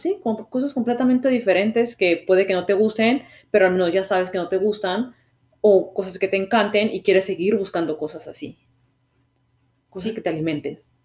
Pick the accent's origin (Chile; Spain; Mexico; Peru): Mexico; moved away as an adult; now in Canada; yo soy un mexicano que vive en Canadá